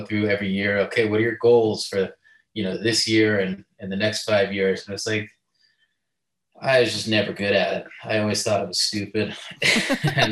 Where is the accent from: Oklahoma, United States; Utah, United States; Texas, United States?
Utah, United States; Salt Lake City; I'm from Salt Lake City, Utah